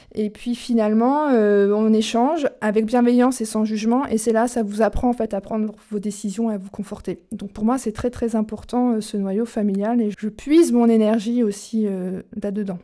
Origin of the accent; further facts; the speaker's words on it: Charente, Nouvelle-Aquitaine, France; also born or lived in Auvergne; now in Normandy, France; Je suis euh, charentaise de naissance et maintenant je suis normande d'adoption depuis 16 ans. Et entre deux, j'ai été auvergnate.